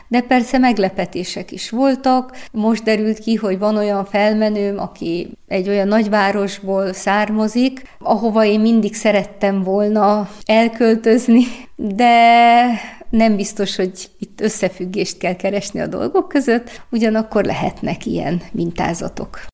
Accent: Timișoara, Timiș County, Romania; én egy koszmopolita városba születtem, Temesváron, ahol gyerekkoromban már startból három nyelven tanultam beszélni

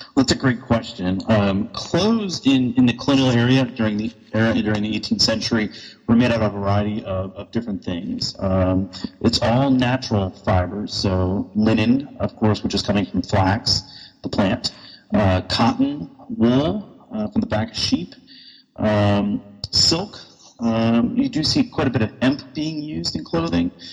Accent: Texas, United States; I am from Texas

